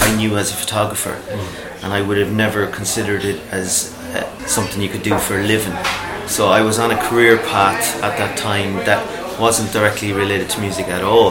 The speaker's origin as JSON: {"language": "English", "town": "Grange", "region": "Connacht", "country": "Ireland", "said": "I'm from Grange, lived in Grange most of my adult life"}